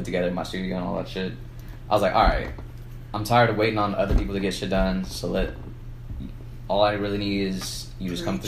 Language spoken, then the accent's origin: English; San Antonio, Texas, United States; we're from San Antonio